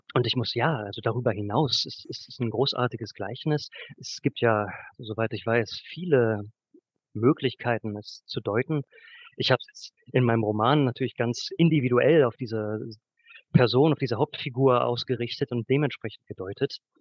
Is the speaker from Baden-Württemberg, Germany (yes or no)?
no; Braunschweig, Lower Saxony, Germany; moved away as an adult; also born or lived in Göttingen; now in Leipzig, Germany; ich habe 2008 also, mein Abitur in Braunschweig gemacht